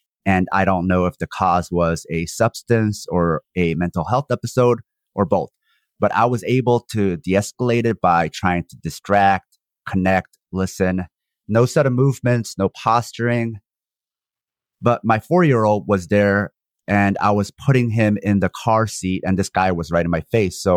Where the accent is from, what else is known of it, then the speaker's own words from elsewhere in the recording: South Korea; now in United States; I'm a Korean born in one Korea, which was cleaved in half by the empire. I currently reside in the U.S.